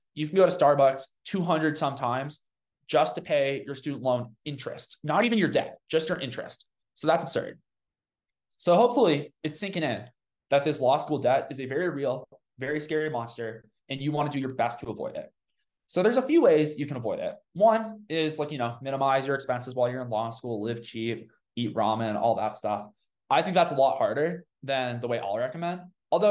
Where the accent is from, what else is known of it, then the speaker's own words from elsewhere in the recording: Colorado, United States; because I'm from Colorado